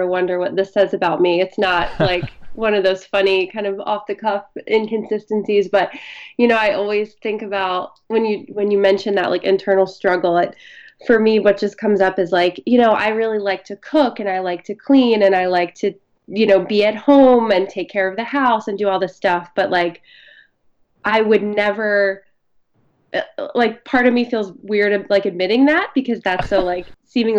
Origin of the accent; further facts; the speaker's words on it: Philadelphia, Pennsylvania, United States; I grew up in the Philadelphia area